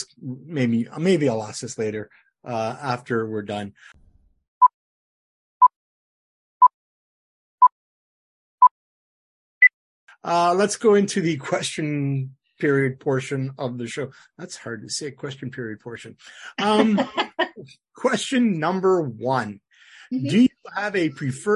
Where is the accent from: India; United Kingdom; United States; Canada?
Canada; Ottawa, Ontario; moved away as an adult; now in Alberta, Canada; I grew up in Ottawa